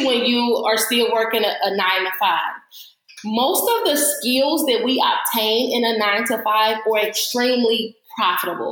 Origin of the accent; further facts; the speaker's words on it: St. Louis, Missouri, United States; moved away as an adult; now in Atlanta, United States; I'm originally from St. Louis, Missouri, but I just got to Atlanta in June